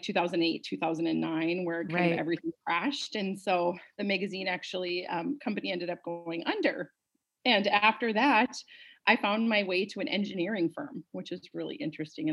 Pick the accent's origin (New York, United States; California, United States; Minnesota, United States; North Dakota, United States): North Dakota, United States; Bismarck; moved away as an adult; also born or lived in Fargo, North Dakota; I'm originally from the Bismarck, North Dakota area